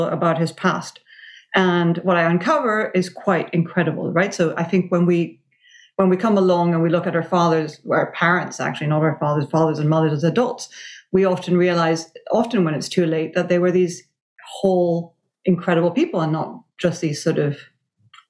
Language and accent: English; Venezuela; I grew up in Venezuela in the 70s and 80s